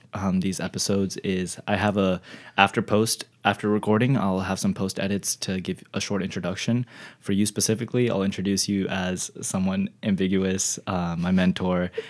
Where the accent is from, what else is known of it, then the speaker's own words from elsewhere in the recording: Texas, United States; my hometown. Texas